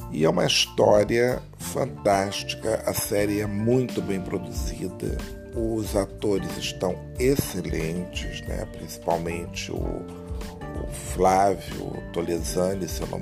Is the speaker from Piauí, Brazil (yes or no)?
no; Rio de Janeiro, Brazil; Bom, você sabe, eu sou carioca, moro aqui e vou muito